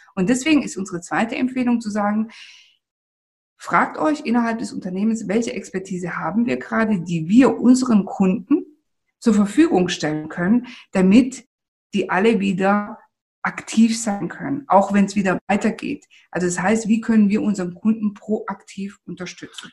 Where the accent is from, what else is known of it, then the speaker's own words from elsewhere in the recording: Italy; moved away; wir sind ja Italiener